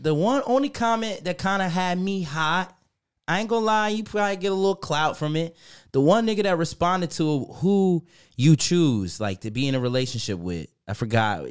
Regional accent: New York, United States; now in Germany; I'm from New York

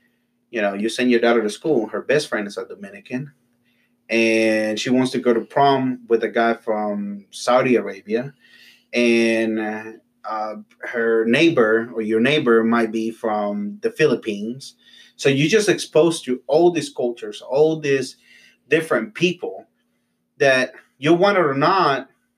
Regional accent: Honduras; now in United States; I'm from Honduras, but to a lot of people, I'm Mexican.

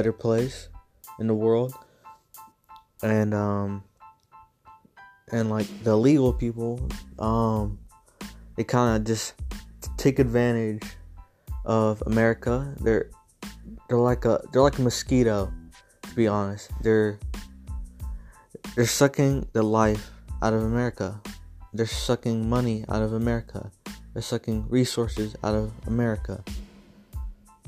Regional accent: San Antonio, Texas, United States; I'm from Texas, San Antonio, to be exact

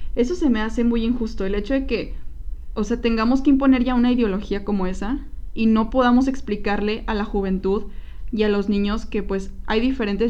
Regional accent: Coahuila, Mexico; now in Guadalajara, Mexico; nosotros somos de Coahuila, somos del norte

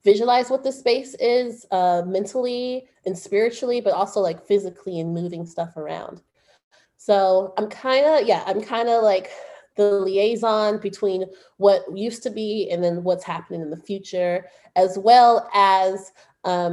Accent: Oakland, California, United States; I'm from Oakland

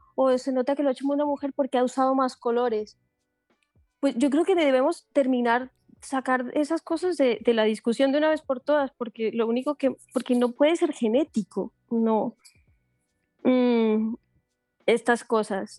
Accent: Colombia; now in Barcelona, Spain; Yo también vengo, vengo, de Colombia, yo, o sea, yo vengo de Colombia que es una sociedad bastante machista

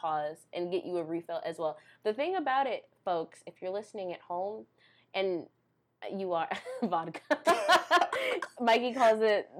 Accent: Chicago, Illinois, United States; now in Des Moines, United States; I'm from Chicagoland

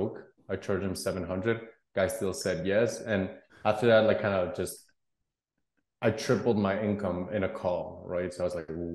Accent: Guatemala; I was born and raised in Guatemala

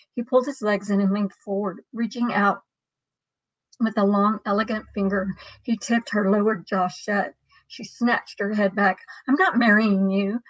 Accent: Dallas, Texas, United States; also born or lived in Marble Falls, Texas; I grew up in Dallas

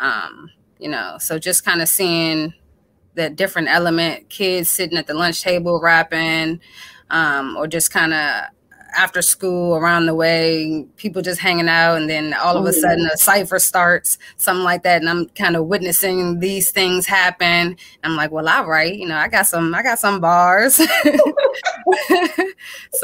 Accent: Hyattsville, Maryland, United States; I'm from PG County in Hyattsville, Maryland, on the East Coast

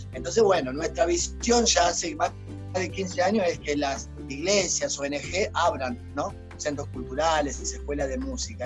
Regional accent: Argentina; also born or lived in Uruguay; nos vinimos a Argentina, vinimos a Argentina

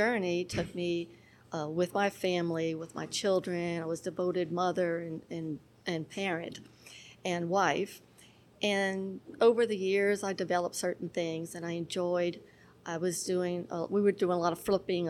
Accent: Darrow, Louisiana, United States; also born or lived in Miami; I'm from Darrow, Louisiana

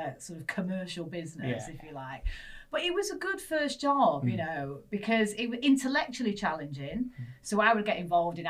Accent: Manchester, North West England, United Kingdom; accent: northern; moved away; As you can tell, northerner. Dulcet tones of northernness in it. So I grew up in Manchester

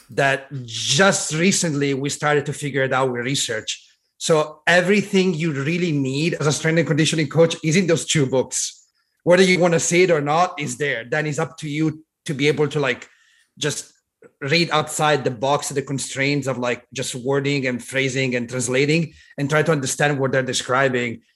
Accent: Italy; now in Long Beach, United States; I was born and raised in Italy, so I grew up in Italy.

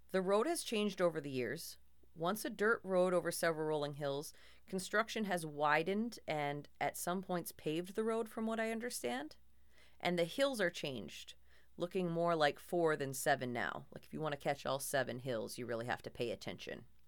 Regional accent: Minnesota, United States; accent: Minnesota

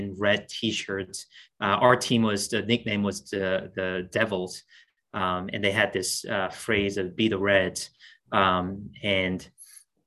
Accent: South Korea; moved away; I'm originally from South Korea

